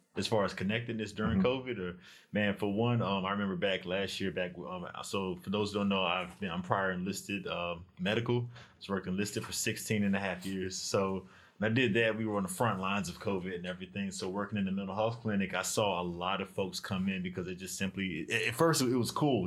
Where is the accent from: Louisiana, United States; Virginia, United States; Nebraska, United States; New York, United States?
Virginia, United States; Norfolk; moved away; I'm originally from uh, Norfolk, Virginia